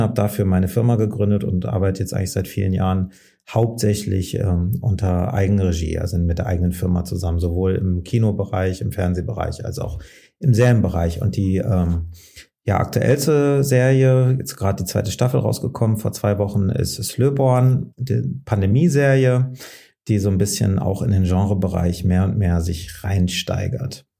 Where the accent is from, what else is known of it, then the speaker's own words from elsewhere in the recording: Frankfurt, Hesse, Germany; Ich komme ja aus Frankfurt